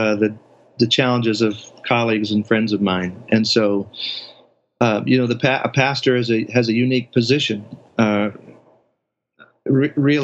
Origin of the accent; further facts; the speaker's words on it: Henryville, Indiana, United States; also born or lived in Cleveland, Ohio; now in St. Louis, United States; Grew up in Henryville, Indiana, and other towns there in Southern Indiana